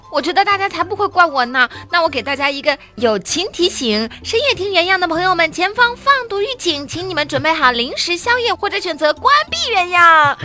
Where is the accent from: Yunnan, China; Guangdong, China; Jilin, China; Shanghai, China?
Shanghai, China; 以前我们上海人家都会就熬着猪油